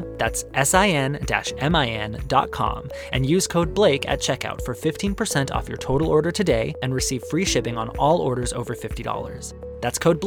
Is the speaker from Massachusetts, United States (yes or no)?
no; Arizona, United States; growing up in Arizona